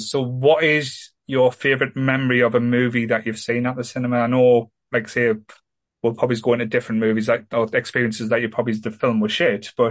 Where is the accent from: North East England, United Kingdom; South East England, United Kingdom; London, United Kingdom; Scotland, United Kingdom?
North East England, United Kingdom; Ryhope; where I grew up in Ryhope was a bit rough